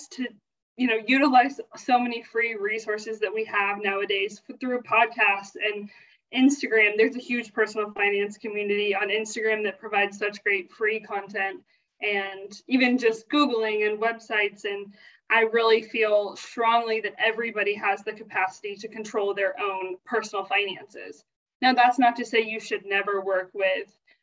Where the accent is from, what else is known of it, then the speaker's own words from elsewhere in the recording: South Carolina, United States; moved away as an adult; also born or lived in Kentucky; I grew up in South Carolina